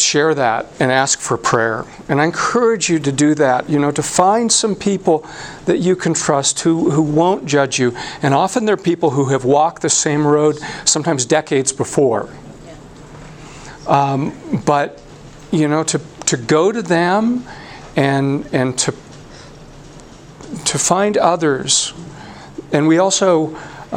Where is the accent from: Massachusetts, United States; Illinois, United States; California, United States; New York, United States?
California, United States; San Diego; now in Colorado, United States; I'm a Californian, was born and raised in the San Diego area